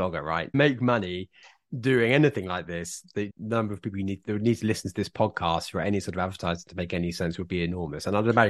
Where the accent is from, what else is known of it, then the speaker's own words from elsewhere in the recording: Isle of Wight, South East England, United Kingdom; I was from the Isle of Wight